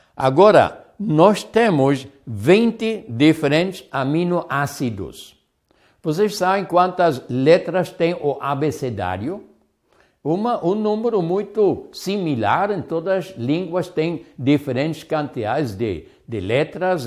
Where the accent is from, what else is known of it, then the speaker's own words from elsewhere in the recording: Hamburg, Germany; moved away; Agora eu sou hambúrguer, eu sou do Hamburgo